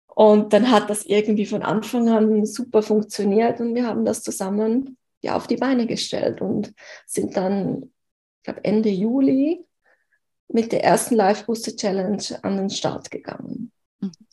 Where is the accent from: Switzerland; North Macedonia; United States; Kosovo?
Switzerland; aus der Schweiz, wo ich her bin